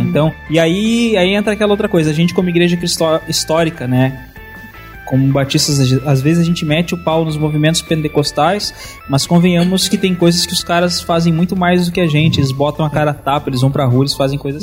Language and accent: Portuguese; Santana do Livramento, Rio Grande do Sul, Brazil; eu sou de Santana do hum. Livramento